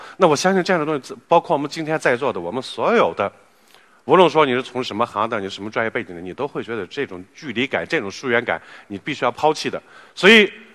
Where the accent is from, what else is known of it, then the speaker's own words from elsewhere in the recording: China; 随着我们中国人，我们国门打开了